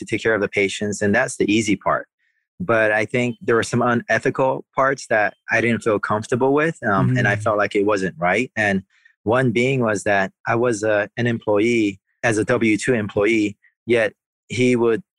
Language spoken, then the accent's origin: English; Oahu, Hawaii, United States; now in Kauai, United States; I'm from the island of Oahu, so I have some roots back in the state of Hawaii.